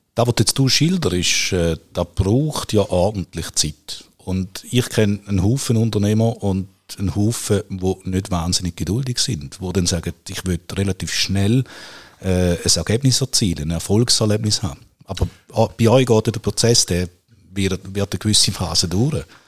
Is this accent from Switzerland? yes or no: yes; Switzerland; bei uns in der Schweiz